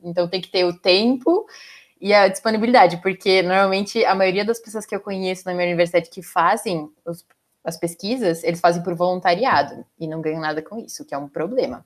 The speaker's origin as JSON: {"language": "Portuguese", "town": "Salto", "region": "São Paulo", "country": "Brazil", "said": "eu sou de São Paulo, na cidade de Salto, especificamente agora"}